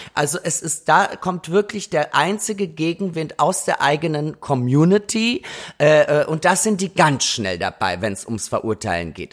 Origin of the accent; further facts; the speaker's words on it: Austria; now in Berlin, Germany; Ich war ja gerade in Österreich in meiner Heimat